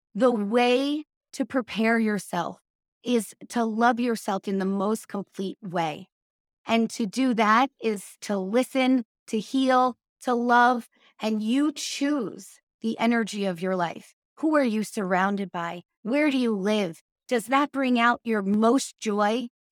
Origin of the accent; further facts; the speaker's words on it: New York, United States; I'm from New York